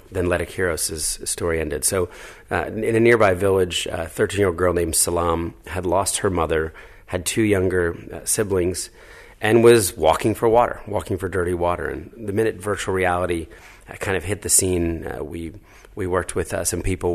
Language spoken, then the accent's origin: English; New Jersey, United States; moved away as an adult; also born or lived in Philadelphia, Pennsylvania / New York City; raised in New Jersey